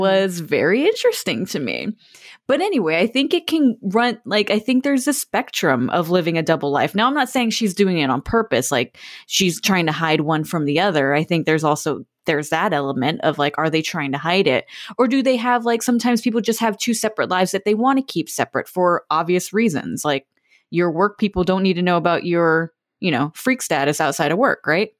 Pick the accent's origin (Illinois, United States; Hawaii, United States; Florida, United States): Florida, United States; I'm from Florida